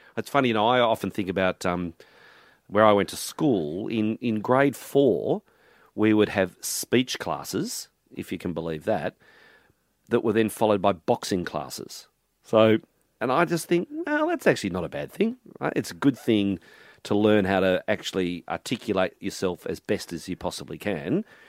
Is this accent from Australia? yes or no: yes; Melbourne, Victoria, Australia; born or raised there; also born or lived in Mortlake, Victoria / Glen Iris, Melbourne